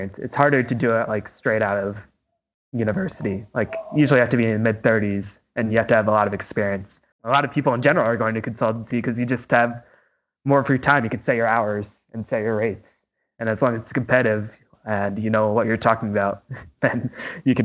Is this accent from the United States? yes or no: yes; New England, United States; I'm from the New England